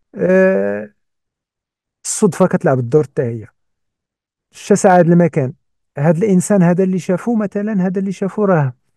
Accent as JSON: {"language": "Arabic", "country": "Morocco", "said": "عندنا إحنا مثلاً كمغاربة"}